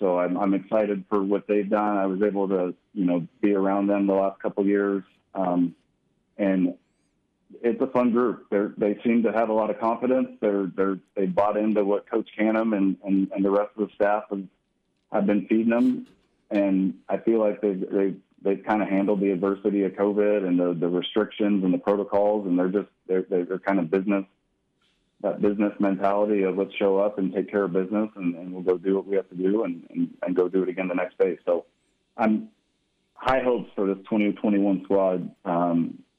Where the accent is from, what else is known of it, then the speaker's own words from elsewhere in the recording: Arizona, United States; also born or lived in Oregon; I grew up in Arizona